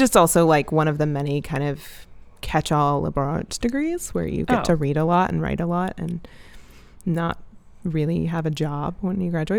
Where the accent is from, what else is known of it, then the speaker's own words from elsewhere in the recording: the South, United States; No, I'm from the South.